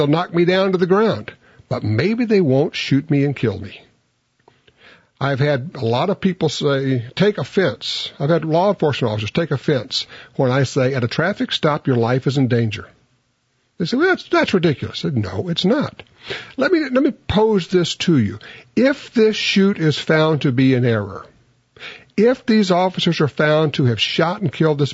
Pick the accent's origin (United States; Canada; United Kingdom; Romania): United States; Louisiana; I'm from Louisiana.